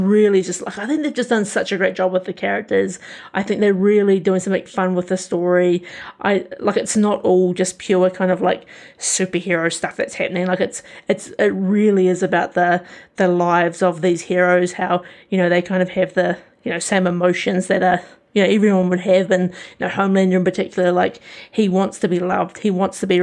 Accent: New Zealand; as a New Zealander, sometimes it can feel a bit cringy hearing your own accent

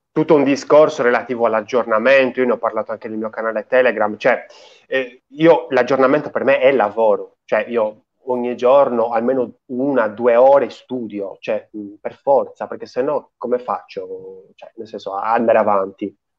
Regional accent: Sardinia, Italy; io in Sardegna, cioè praticamente vivo quel paese a fianco a quello dove ha vissuto oh. Antonio Gramsci

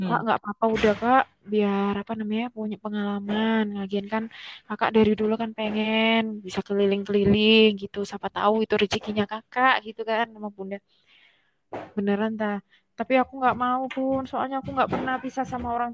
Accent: Malang, East Java, Indonesia; aku nggak pernah ngekos Ri aku kan orang Malang kuliah di UIN hmm.

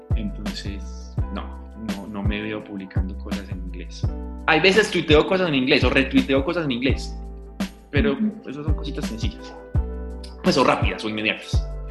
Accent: Paisa, Antioquia, Colombia; accent: paisa; yo soy súper paisa

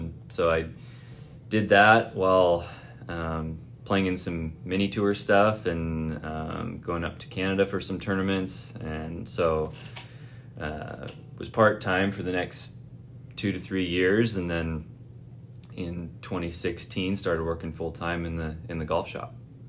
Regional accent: Ilwaco, Washington, United States; also born or lived in Seattle / Bainbridge Island; now in Tacoma, United States; So I was born in Seattle. I spent a couple of years on Bainbridge Island before moving down to Ilwaco, which is down on the southwest corner of the state next to Astoria.

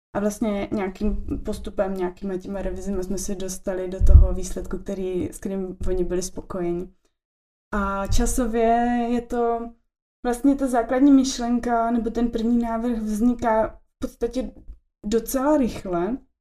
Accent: Olomouc, Olomouc Region, Czechia; now in Prague, Czech Republic; my jsme oba z Olomouce, potkali jsme se na gymnáziu

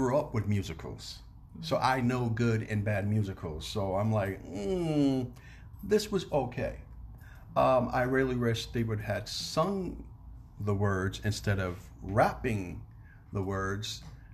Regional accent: New York City, New York, United States; I'm from New York City

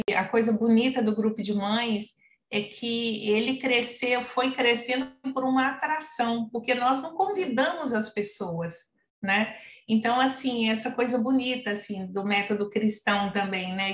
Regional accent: Minas Gerais, Brazil; now in Rio de Janeiro, Brazil; Eu estou no Rio de Janeiro, mas eu sou mineira. Meu coração agora é carioca, mas eu sou de Minas Gerais.

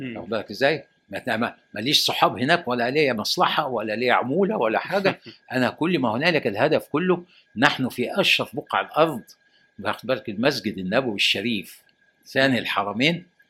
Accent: Egypt; انا راجل مصري وعشت في مصر وتعلمت في مصر وهدفن في مصر

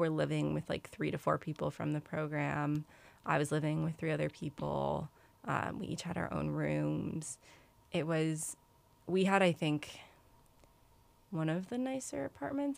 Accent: New York, United States; I'm from New York, so I'm from a city

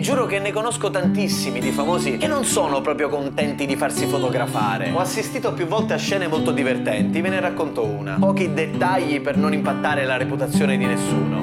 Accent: Palermo, Sicily, Italy; d'ordinanza in quanto palermitano

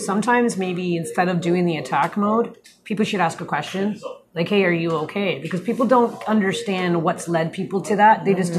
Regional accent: Brampton, Ontario, Canada; I grew up in Brampton.

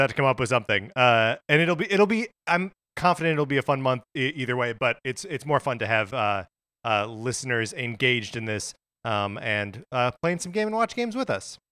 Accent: United States; Mark and I are both, uh, American boys who grew up as American boys

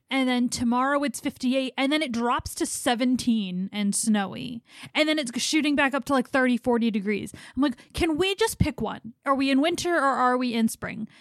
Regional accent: Philadelphia, Pennsylvania, United States; growing up in Philly

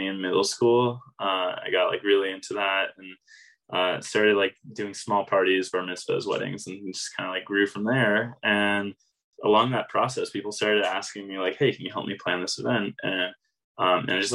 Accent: San Diego, California, United States; moved away as an adult; also born or lived in New York; now in Denver, United States; from San Diego, born and raised

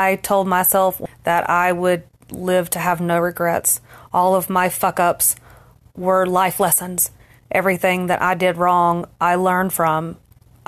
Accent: Dallas, Texas, United States; I was raised in the South, obviously, Dallas, Texas

